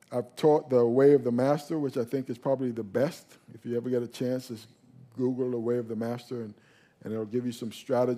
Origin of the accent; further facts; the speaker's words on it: New York, United States; now in South Florida, United States; we moved down to South Florida. And when we moved down to South Florida, we were raised in the Catholic Church when we were in New York